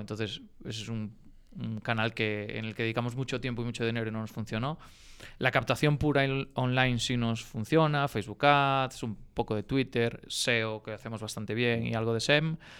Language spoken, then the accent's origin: Spanish; Galicia, Spain; moved away as an adult; also born or lived in Barcelona; now in Madrid, Spain; nosotros pues todos somos unos enamorados de Galicia